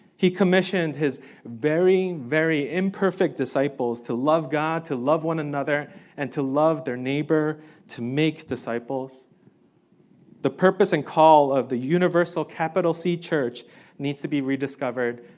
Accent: New York City, New York, United States; I grew up in New York City

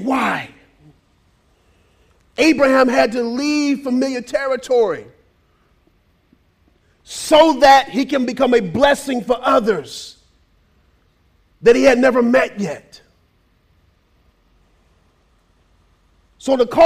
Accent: United States; we're very American

